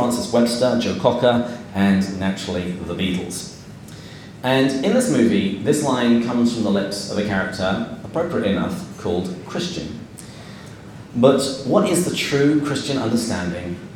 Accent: England, United Kingdom; as an Englishman

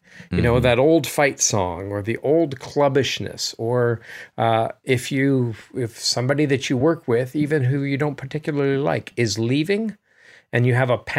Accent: United States; As an American, though, who's traveled in Europe

